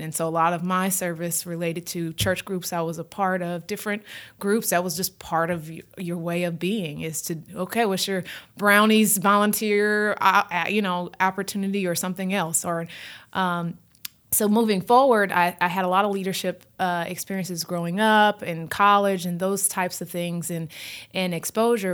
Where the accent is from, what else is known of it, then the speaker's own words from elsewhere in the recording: Houston, Texas, United States; also born or lived in New Orleans; I grew up in Houston, had family from Louisiana